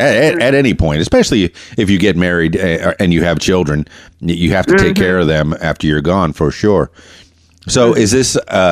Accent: Key Largo, Florida, United States; I'm from the Florida Keys. Key Largo was where I lived.

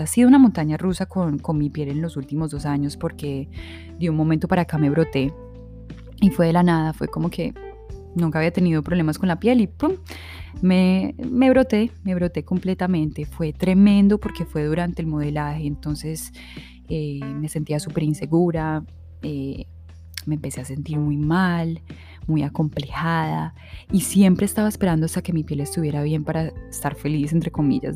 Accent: Supía, Caldas, Colombia; moved away; also born or lived in Manizales, Colombia / Medellín, Colombia; crecimos en una finca en Supía

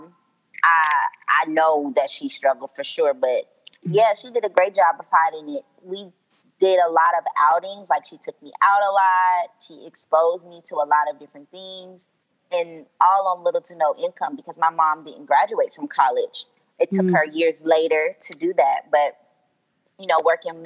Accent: Kansas City, United States; Grew up in Kansas City, been here all my life, except when I went off to college

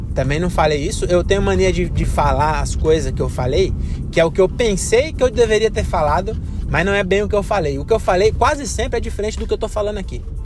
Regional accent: Brazil; Nós somos brasileiros

